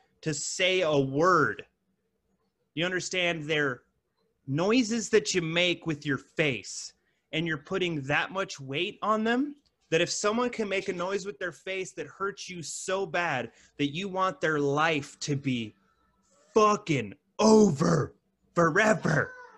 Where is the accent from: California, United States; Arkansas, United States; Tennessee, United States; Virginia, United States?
California, United States; now in Arizona, United States; I live in Arizona now. But I'm from California